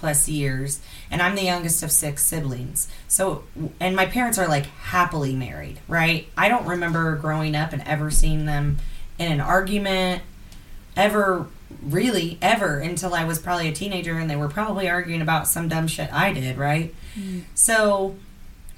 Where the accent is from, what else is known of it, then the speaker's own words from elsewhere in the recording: Midwest, United States; I'm from the Midwest as well